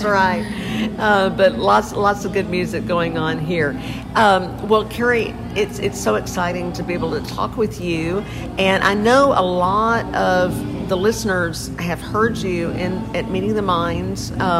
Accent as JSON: {"language": "English", "town": "Port Aransas", "region": "Texas", "country": "United States", "tie": "born or raised there", "said": "with Island Time Radio Show. I'm here in my hometown of Port Aransas, Texas."}